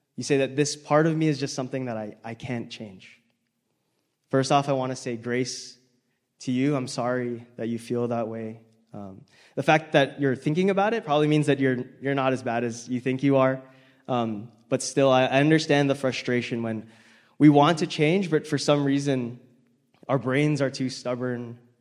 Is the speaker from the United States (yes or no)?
yes; Hawaii, United States; moved away as an adult; now in Salt Lake City, United States; I grew up in Hawaii where people were good drivers and no one really honked, but now I live in Salt Lake